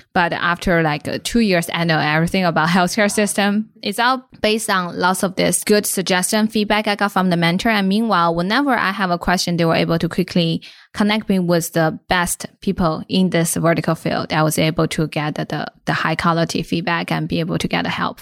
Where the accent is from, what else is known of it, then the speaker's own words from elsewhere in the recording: Inner Mongolia, China; moved away as an adult; also born or lived in California; now in United States; I was born and raised in Inner Mongolia